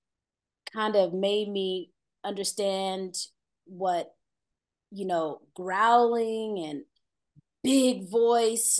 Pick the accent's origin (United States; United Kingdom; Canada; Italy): United States; Peoria, Illinois; moved away as an adult; also born or lived in Atlanta, Georgia; now in Los Angeles, United States; I'm from Peoria, Illinois. It's a very country town. My first job, like, you can work there at 13 legally